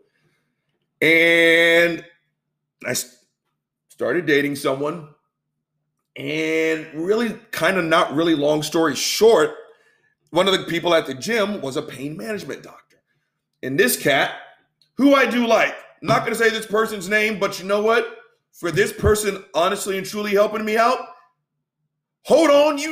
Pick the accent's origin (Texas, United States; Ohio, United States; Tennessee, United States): Texas, United States